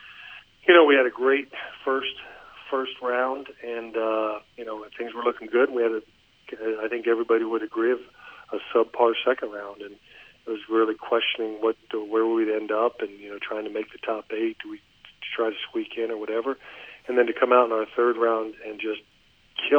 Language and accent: English; Columbus, Ohio, United States; now in Cincinnati, United States; I'm from Columbus, and I was in Columbus